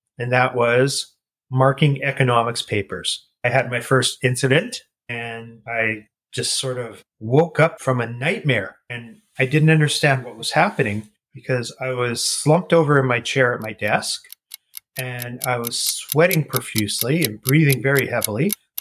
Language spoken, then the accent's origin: English; Winnipeg, Manitoba, Canada; moved away; also born or lived in Toronto; I was born and raised in Winnipeg, Manitoba